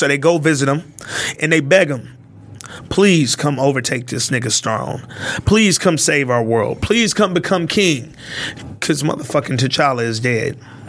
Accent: United States

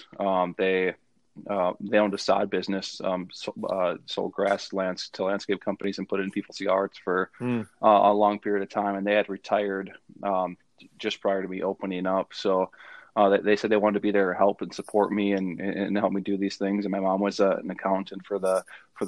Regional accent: Northfield, Minnesota, United States; moved away as an adult; now in Fargo, United States; I'm from the cities area. I'm from Northfield, Minnesota, just about 30 miles south of St. Paul. So it was, you know, that was kind of home for me

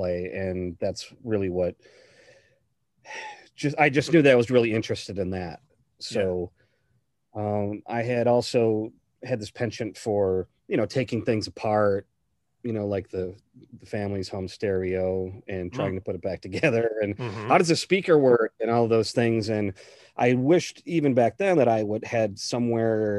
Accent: Madison, Wisconsin, United States; I grew up around Madison, Wisconsin

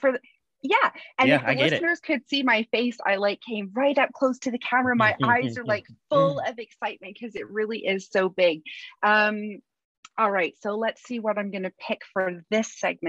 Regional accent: Canada; moved away as an adult; now in England, United Kingdom; I'm from Canada.

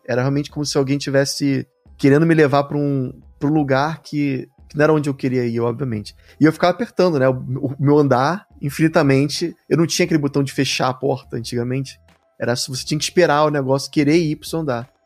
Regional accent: Rio de Janeiro, Brazil; eu sou do Rio de Janeiro

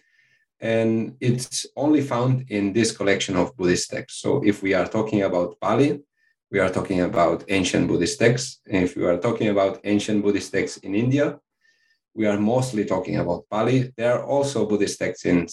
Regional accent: Spain; English is a second language; I'm from Spain

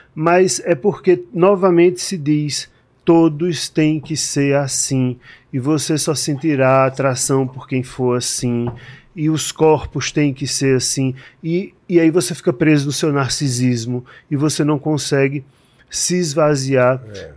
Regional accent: João Pessoa, Paraíba, Brazil; moved away as an adult; now in São Paulo, Brazil; Eu sou de João Pessoa, na Paraíba

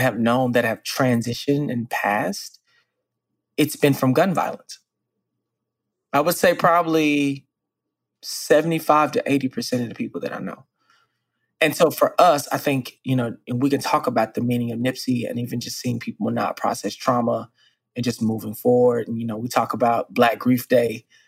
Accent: Dallas, Texas, United States; I was born and raised in Dallas, Texas, and similarly raised in the 90s and the 80s

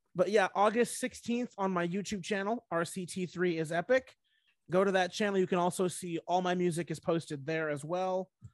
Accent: Washington, United States; my home state of Washington

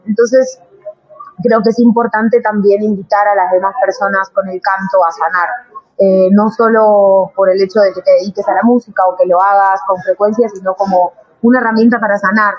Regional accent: Argentina; moved away as an adult; now in Bogotá, Colombia; soy argentina, vivo en Bogotá hace nueve años

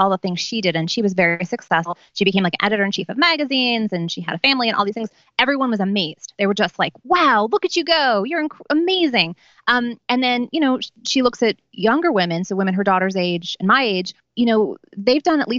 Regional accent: New York City, New York, United States; I grew up on St. Mark's Place between first and second. My parents moved there in 1973

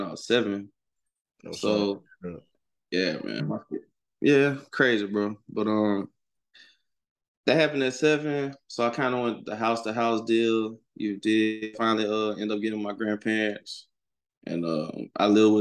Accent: Monroe, Louisiana, United States; I'm from Monroe, Louisiana, and I just made 30 years old.

